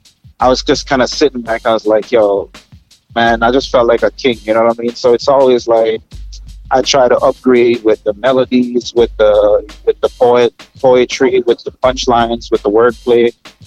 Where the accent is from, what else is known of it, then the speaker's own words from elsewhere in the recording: Jamaica; accent: Canadian, New Yorkish; I want people to know that I'm Jamaican, I'm representing for Jamaica as well.